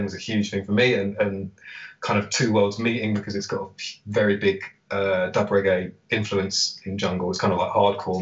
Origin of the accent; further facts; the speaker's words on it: London, United Kingdom; I'm born and raised in London, specifically in Camden